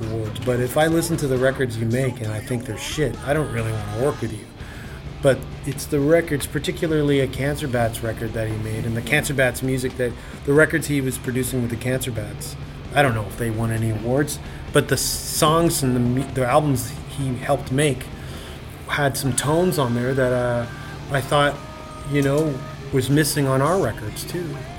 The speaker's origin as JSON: {"language": "English", "country": "Canada", "said": "We're from Canada"}